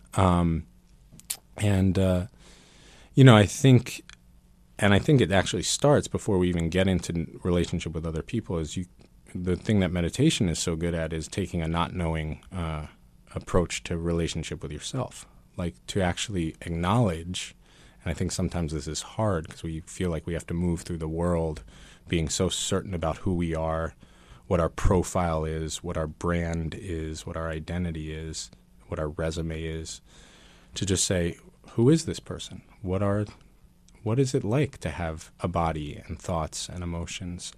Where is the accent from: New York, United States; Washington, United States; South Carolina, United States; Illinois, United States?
New York, United States; New York City; also born or lived in Vermont; grew up here in Manhattan as a, as a Buddhist kid.